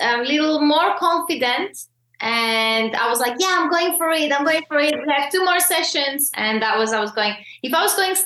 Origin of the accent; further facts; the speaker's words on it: Greece; moved away; also born or lived in Slovakia; Slovakian, and I grew up in Greece.